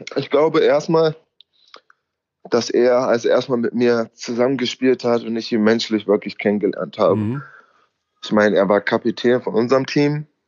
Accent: Braunschweig, Lower Saxony, Germany; born or raised there; moved away as an adult; now in United States

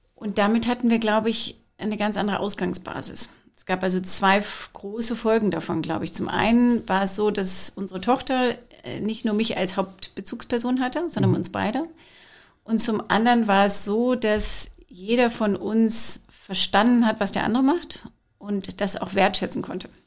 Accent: Scotland, United Kingdom; now in Germany; Ich habe aber auch noch die britische. Ich bin aus Schottland

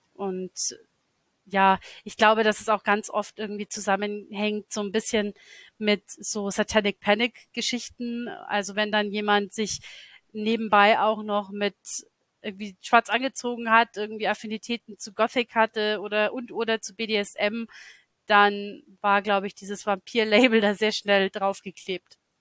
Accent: Lower Bavaria, Germany; das ist meine Heimatstadt, in der ich aufgewachsen bin. Das ist ganz anders, weil das ist natürlich so ein niederbayerisches Provinzkaff und nicht London.

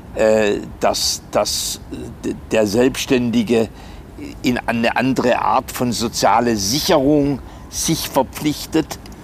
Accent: Germany; sind wir als Deutsche sehr normiert?

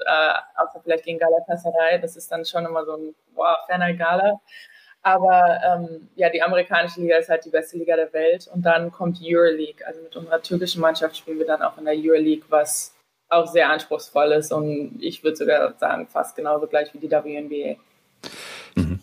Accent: Germany; accent: German; moved away; also born or lived in Manhattan, New York, United States; als Deutsche in San Diego

